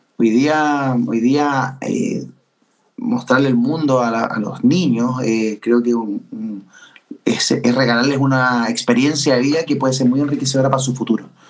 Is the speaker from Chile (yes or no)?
yes; Chile